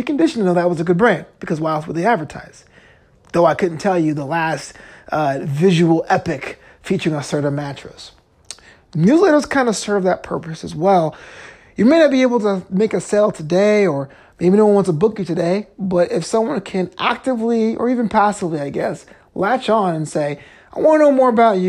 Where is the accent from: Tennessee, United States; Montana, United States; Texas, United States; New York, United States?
New York, United States; now in Los Angeles, United States; I'm from New York